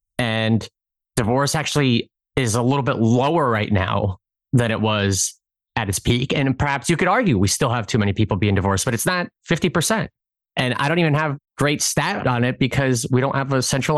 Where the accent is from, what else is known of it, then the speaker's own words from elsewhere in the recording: Brainerd, Nebraska, United States; Brainerd, Nebraska.